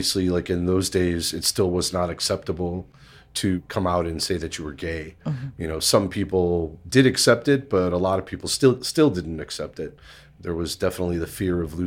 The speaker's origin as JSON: {"language": "English", "town": "Chicago", "region": "Illinois", "country": "United States", "tie": "born or raised there", "said": "I grew up in Bridgeport and in McKinley Park and over by Midway Airport"}